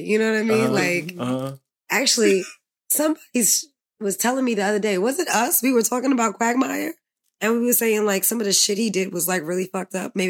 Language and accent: English; New York City, New York, United States; I'm from the Bronx.